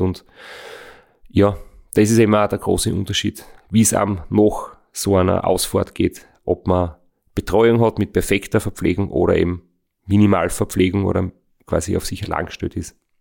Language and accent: German; Austria; wir sind jetzt in Österreich geboren, leben in Österreich